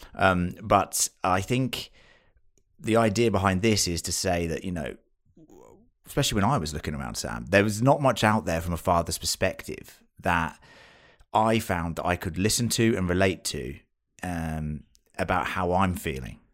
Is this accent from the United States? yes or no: no; United Kingdom; accent: British; moved away as an adult; now in Australia; I am British, you can tell from this accent, I'm sure